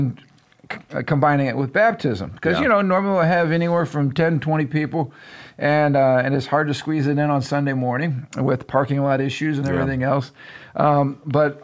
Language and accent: English; United States; we grew up here in America